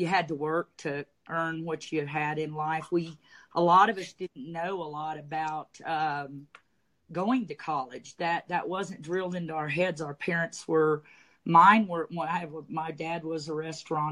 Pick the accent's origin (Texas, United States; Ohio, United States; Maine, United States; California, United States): Texas, United States; Dallas; also born or lived in Durant, Oklahoma; I'm from Texas. I grew up in Dallas and ran businesses in North Dallas.